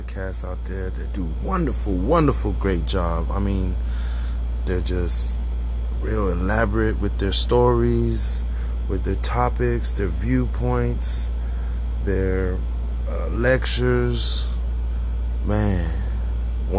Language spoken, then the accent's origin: English; San Antonio, Texas, United States; also born or lived in Philippines; I'm from San Antonio, Texas